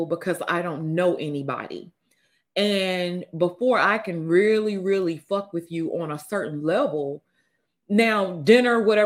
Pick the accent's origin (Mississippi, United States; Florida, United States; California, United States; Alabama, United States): Mississippi, United States; I'm from Mississippi.